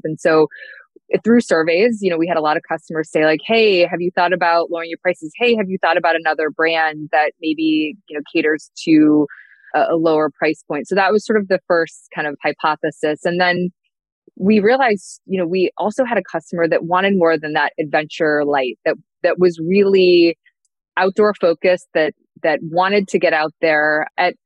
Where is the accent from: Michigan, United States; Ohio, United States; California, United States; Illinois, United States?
Illinois, United States; Chicago; growing up in Chicago